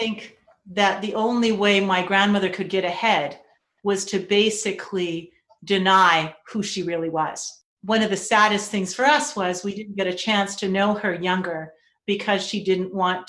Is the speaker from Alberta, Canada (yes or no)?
no; Vancouver, British Columbia, Canada; also born or lived in Maple Ridge; Whereas myself in East Vancouver, that was part of my life.